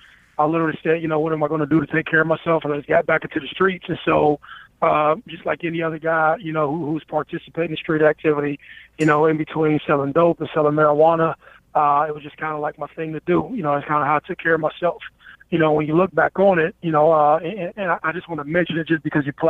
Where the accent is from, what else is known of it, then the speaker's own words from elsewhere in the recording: Youngstown, Ohio, United States; I come from Youngstown.